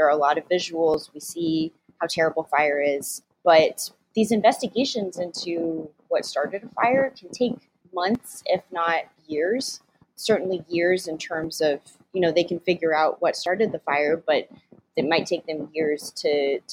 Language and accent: English; Southern California, United States; I'm in California. I grew up in Southern California